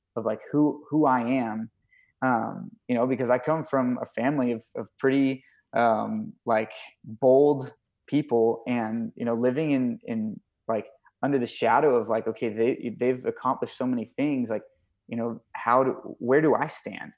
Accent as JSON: {"language": "English", "town": "Thousand Oaks", "region": "California", "country": "United States", "tie": "born or raised there", "said": "growing up in, in California"}